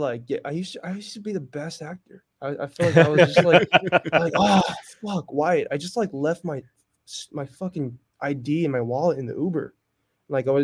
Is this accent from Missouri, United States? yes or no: no; Northern California, United States; I was born and raised in NorCal